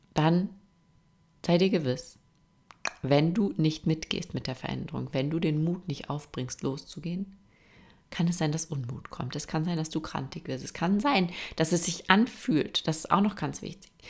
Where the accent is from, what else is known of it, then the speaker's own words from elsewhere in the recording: Austria; bei uns in Österreich